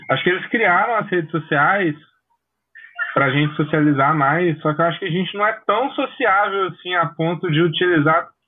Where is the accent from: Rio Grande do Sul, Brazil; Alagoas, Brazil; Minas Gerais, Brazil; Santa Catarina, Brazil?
Alagoas, Brazil; Maceió; sou aqui de Maceió